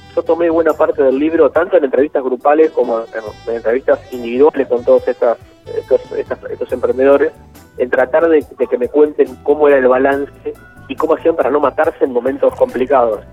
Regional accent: Rivera, Buenos Aires Province, Argentina; Yo soy de la zona, soy de Rivera, por ahí más o menos cerca.

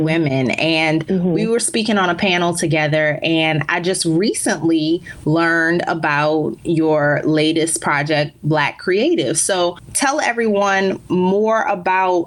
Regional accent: New Orleans, Louisiana, United States; moved away as an adult; also born or lived in Baltimore / Chicago / Dallas; now in Miami, United States; my hometown of New Orleans

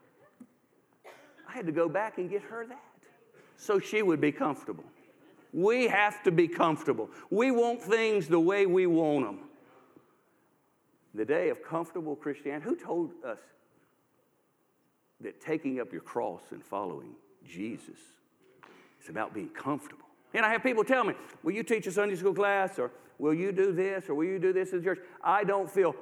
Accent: Durham, North Carolina, United States; I grew up in Durham, North Carolina.

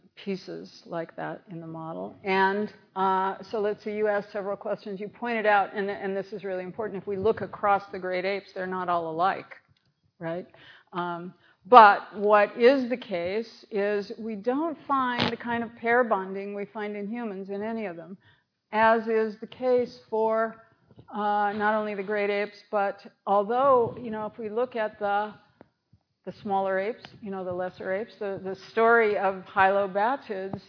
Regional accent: United States; I'm an American

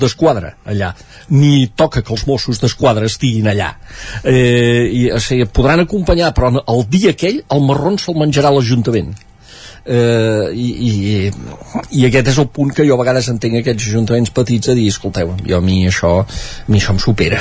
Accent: Sant Joan de les Abadesses, Catalonia, Spain; el meu poble, Sant Joan

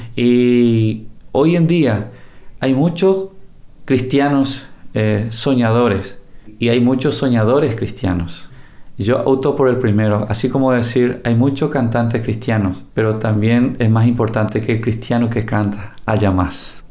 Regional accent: Paraguay; en mi país, este país, yo recorro cada rincón, conozco cada metro de este país porque es mi tierra, nuestra tierra.

